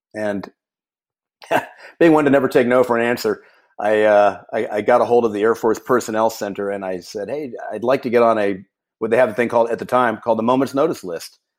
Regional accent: Houston, Texas, United States; also born or lived in Arizona; I grew up right on the right on the gate, if you will, of NASA there uh, in the space program in Houston

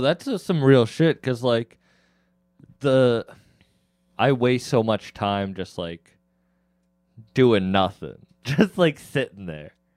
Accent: Massachusetts, United States; I'm from Mass

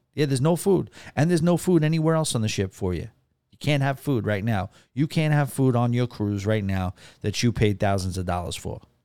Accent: New York City, New York, United States; I'm a native New Yorker

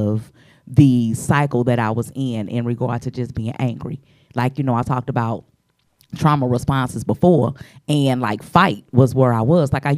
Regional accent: St. Louis, Missouri, United States; I'm from the Lou. I'm the show me state.

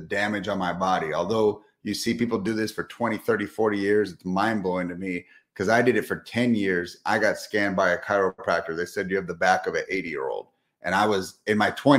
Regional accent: Southern California, United States; moved away as an adult; now in Texas, United States; I'm from Southern California, recently moved to Texas just 2 years ago, but born and raised in sunny SoCal.

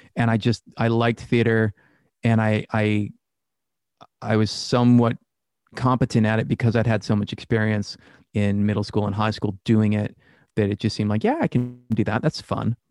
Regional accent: Worcester, Massachusetts, United States; Born and raised in Worcester, Massachusetts.

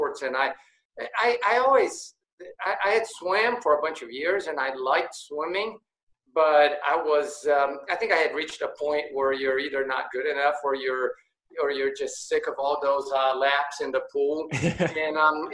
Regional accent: São Paulo, Brazil; also born or lived in Rio de Janeiro, Brazil; now in United States; I was born in Brazil, in São Paulo, Brazil, and I lived there until I was 10 years old. And then my dad got moved to the U.S. We lived here for 2 years and then went back to Brazil, back to Rio.

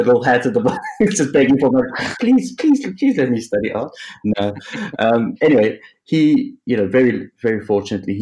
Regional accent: South Africa; moved away as an adult; also born or lived in Cape Town / Liverpool; now in England; I was born in South Africa, as you can probably tell by this unfortunate accent

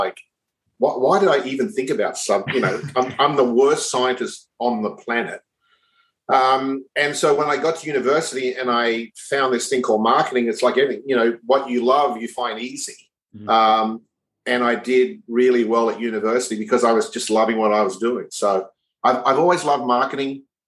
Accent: Brisbane, Queensland, Australia; So I was born in Brisbane, raised in Brisbane, went to school in Brisbane, went to university in Brisbane.

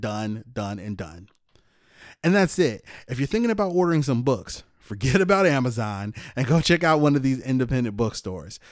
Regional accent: Chicago, Illinois, United States; moved away as an adult; also born or lived in Germany / Alaska / Afghanistan; I'm born and raised in Chicago

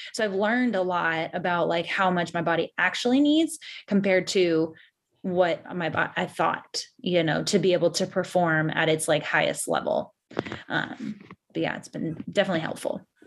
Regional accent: San Diego, California, United States; now in Louisville, United States; I am from San Diego, California, but I live in Louisville, Kentucky

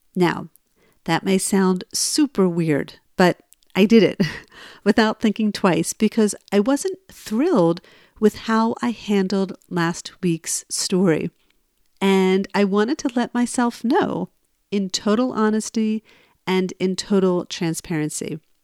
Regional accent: New Jersey, United States; I'm originally from New Jersey

